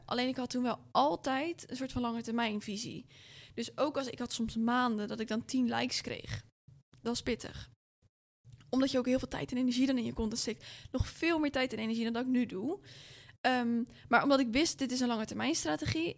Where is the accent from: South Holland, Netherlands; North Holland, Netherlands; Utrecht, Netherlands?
South Holland, Netherlands; Rotterdam; ik kom ook gewoon uit Rotterdam